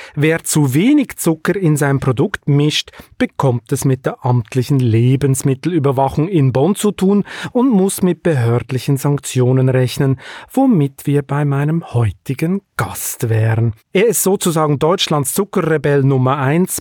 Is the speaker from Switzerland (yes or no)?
yes; Switzerland; also born or lived in Hamburg; Ich bin erst seit drei, mit drei Jahren dann in der Schweiz aufgewachsen